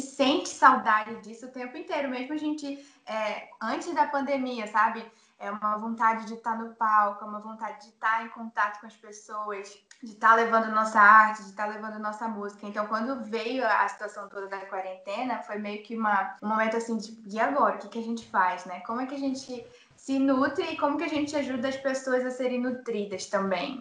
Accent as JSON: {"language": "Portuguese", "town": "Manaus", "region": "Amazonas", "country": "Brazil", "said": "Eu sou de Manaus"}